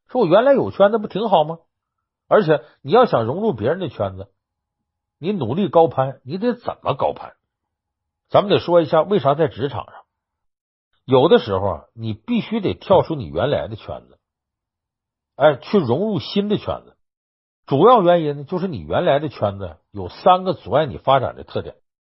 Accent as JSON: {"language": "Chinese", "country": "China", "said": "我们中国人"}